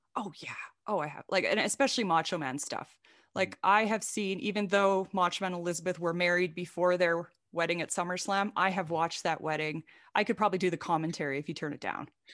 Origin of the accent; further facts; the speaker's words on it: Saskatchewan, Canada; now in United States; I grew up in a really, really small town in Saskatchewan in Canada. I'm Canadian. I live in the US right now